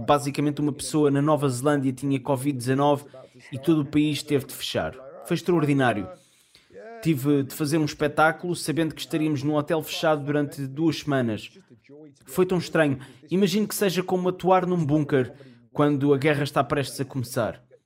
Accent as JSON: {"language": "Portuguese", "town": "Bristol", "region": "South West England", "country": "United Kingdom", "second_language": "Portuguese", "said": "Bristol, cidade de onde eu sou"}